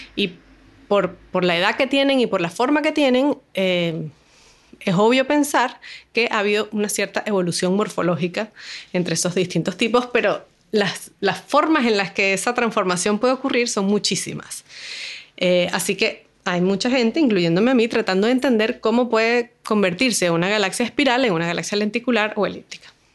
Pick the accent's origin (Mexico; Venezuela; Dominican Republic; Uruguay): Venezuela; Caracas, Capital District; moved away as an adult; now in Valparaíso, Chile; yo soy de Venezuela, nací en Caracas y estudié física